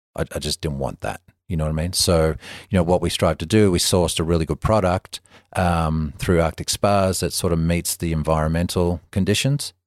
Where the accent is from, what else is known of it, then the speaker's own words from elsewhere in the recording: Melbourne, Victoria, Australia; moved away; the same kid, you know, forty years ago playing in the streets of Melbourne